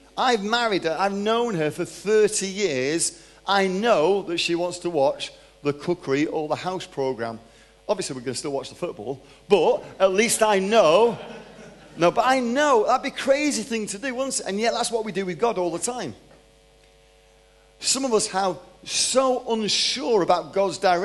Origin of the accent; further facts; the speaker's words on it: Manchester, North West England, United Kingdom; moved away as an adult; also born or lived in London; now in Texas, United States; I'm 53 years old, from Manchester, born in London, grew up in Manchester, moved to Texas 13 years ago